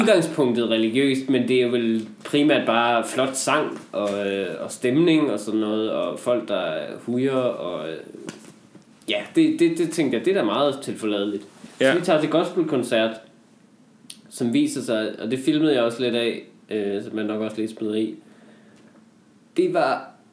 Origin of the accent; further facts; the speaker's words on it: North Jutland, North Denmark Region, Denmark; moved away; jeg var hjemme i Nordjylland i julen